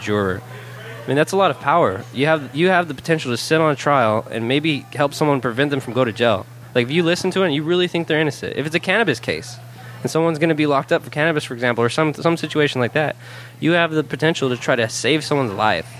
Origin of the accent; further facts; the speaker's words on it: Salinas, California, United States; I've been born and raised in Salinas my whole